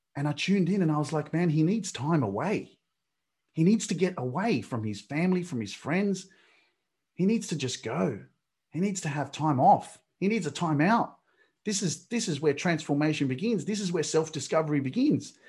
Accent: Australia; I'm Australian. I was born in Australia

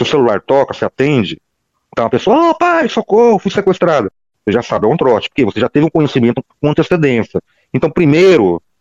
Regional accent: Lins, São Paulo, Brazil; Eu sou de Linhos, no estado de São Paulo. Fica uns 100 quilômetros de Bauru

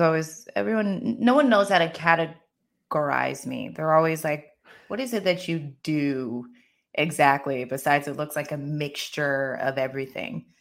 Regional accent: Maryland, United States; moved away as an adult; also born or lived in Los Angeles / Paris; now in Barcelona, Spain; I grew up in the States. I grew up in Maryland

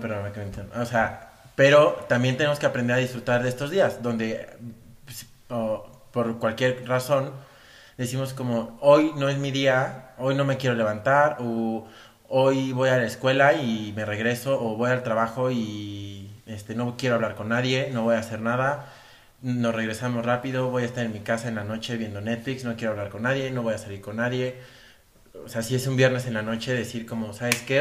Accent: Mexico; los mexicanos, que somos

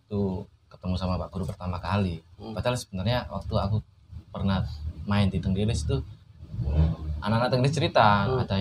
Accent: Surabaya, East Java, Indonesia; saya bilang gitu aku arek tenggilis

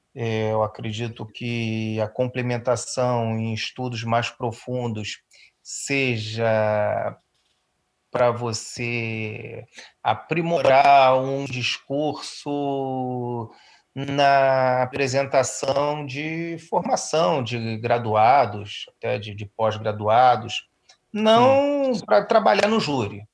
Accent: Rio de Janeiro, Brazil; eu fui criado em Auma, né, um, bairro

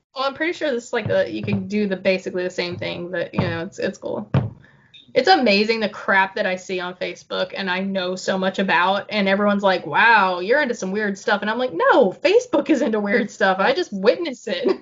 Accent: Broken Arrow, Oklahoma, United States; I'm from Broken Arrow too

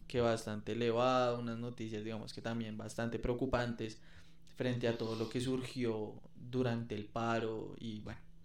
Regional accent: Colombia; como colombiano

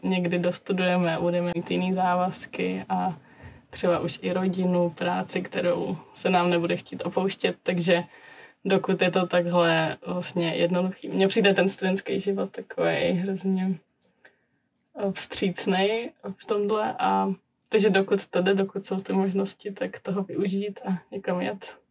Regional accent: Czechia; moved away as an adult; now in Prague, Czech Republic; u nás doma v Krušných horách

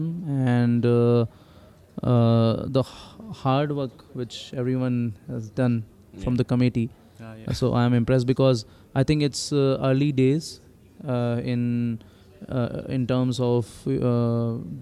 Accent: India; moved away as an adult; also born or lived in Pune / Johannesburg, South Africa; now in South Africa; I was born in India, and then I did my schooling and college, everything in India

